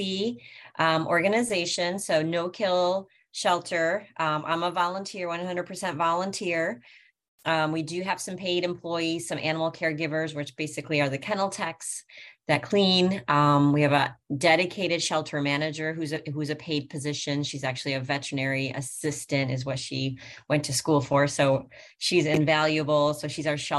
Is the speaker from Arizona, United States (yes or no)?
no; Buffalo, New York, United States; now in Sanford, United States; I'm from Buffalo, New York